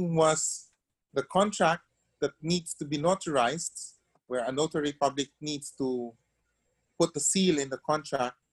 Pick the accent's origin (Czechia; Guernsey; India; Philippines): Philippines; I was born in the Philippines